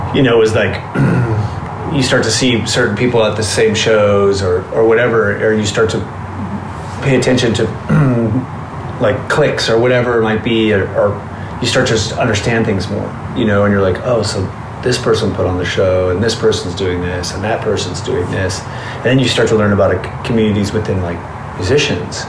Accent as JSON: {"language": "English", "region": "Southern California", "country": "United States", "tie": "born or raised there", "said": "Growing up in Southern California in the 80s and going to shows"}